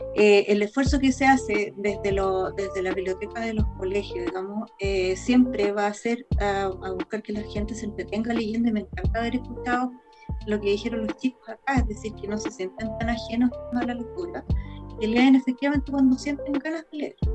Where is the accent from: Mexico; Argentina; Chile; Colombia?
Chile; como chileno